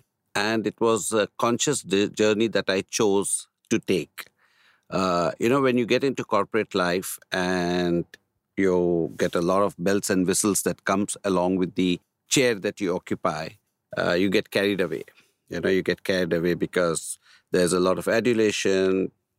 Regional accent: Manipal, Karnataka, India; also born or lived in Ahmedabad; I was born in Ahmedabad in Gujarat. But when I was about 1 year old, maybe my parents shifted. We belong to South Canara district. Mm-hmm. Okay. Udupi, you must have heard. So very close to Udupi is Manipal. Mm. That's where I was raised.

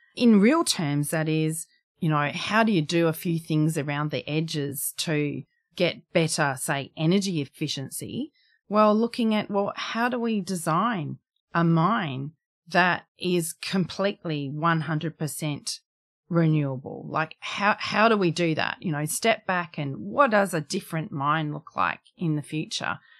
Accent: Darwin, Northern Territory, Australia; moved away; I come from Darwin

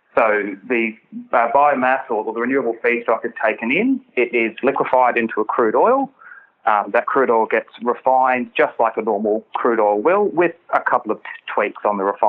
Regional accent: Australia; as an Australian

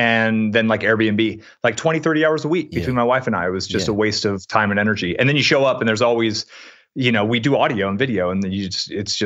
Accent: San Francisco Bay Area, California, United States; I grew up in the San Francisco Bay Area.

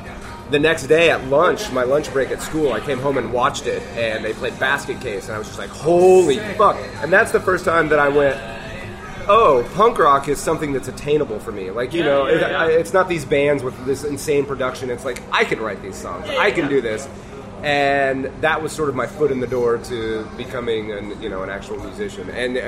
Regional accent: Imperial, Nebraska, United States; I grew up in an incredibly isolated small town in the middle of nowhere, Nebraska. A little town called Imperial. It was, like, 2,000 people. There are no stoplights. It was an hour drive to the nearest Walmart.

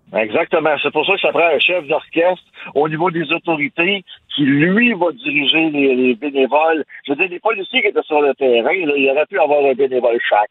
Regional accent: Sherbrooke, Quebec, Canada; je viens de Sherbrooke

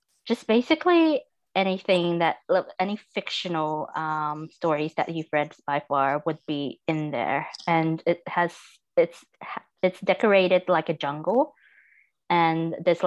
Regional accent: Melbourne, Victoria, Australia; also born or lived in Manila, Philippines; I'm from Melbourne. But I wasn't born in Melbourne. I was born in the Philippines, in Manila.

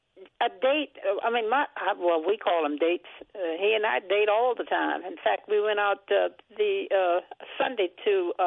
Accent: Herndon, Virginia, United States; moved away as an adult; now in Arlington, United States; I'm from Herndon

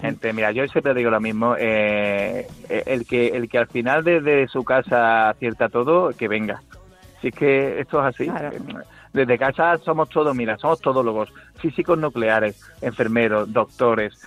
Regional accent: Seville, Andalusia, Spain; moved away; also born or lived in Guadalajara; mi tierra

